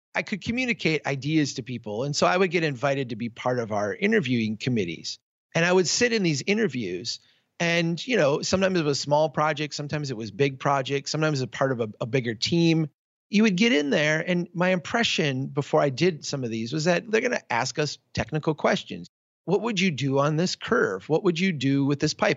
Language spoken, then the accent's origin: English; Minnesota, United States; my home state of Minnesota